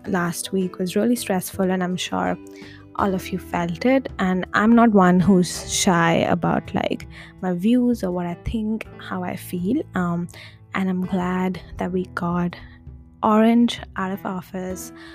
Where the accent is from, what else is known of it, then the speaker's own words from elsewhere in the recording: India; moved away; I come from India